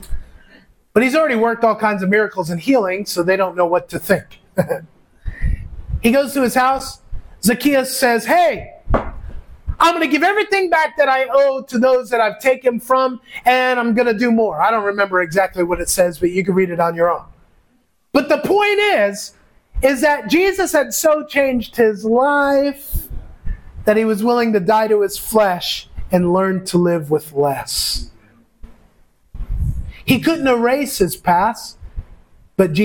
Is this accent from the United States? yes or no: yes; United States; moved away as an adult; now in Philippines; everybody here calls me as an American